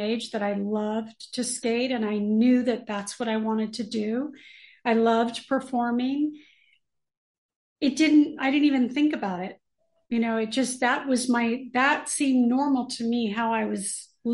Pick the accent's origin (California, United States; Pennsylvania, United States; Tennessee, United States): California, United States; Los Angeles; I'm a native LA girl, born and raised in California